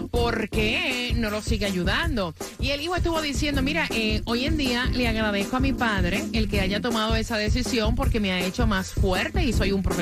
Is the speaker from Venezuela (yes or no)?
no; Guatemala; eh, soy de Guatemala